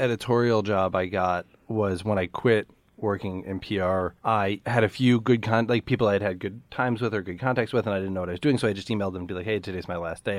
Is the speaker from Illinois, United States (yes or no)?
yes; Chicago, Illinois, United States; a coffee shop a half a block from my house where I grew up in Chicago